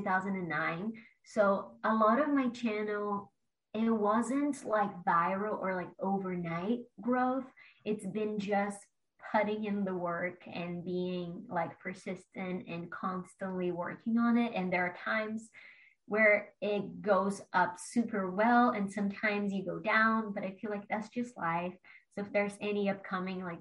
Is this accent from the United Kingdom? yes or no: no; Brazil; moved away as an adult; now in Los Angeles, United States; I'm from Brazil originally, and I like went to college